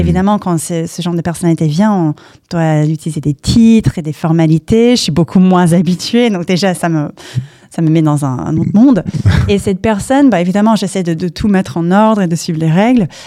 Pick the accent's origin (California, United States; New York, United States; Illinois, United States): California, United States; Palo Alto; French is a second language; moved away as an adult; now in Paris, France; j'ai grandi aux US, j'ai grandi à Palo Alto